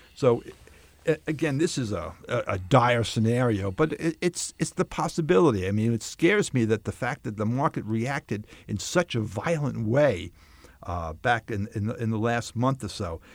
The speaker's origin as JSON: {"language": "English", "area": "Long Island", "region": "New York", "country": "United States", "tie": "born or raised there", "also_born_or_lived": "Bronx, New York City", "moved": "as an adult", "said": "lived my, most of my, my life on Long Island"}